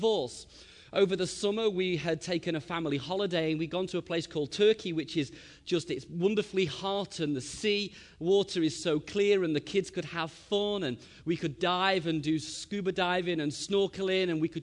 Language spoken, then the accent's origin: English; Liverpool, North West England, United Kingdom; we're from Liverpool, England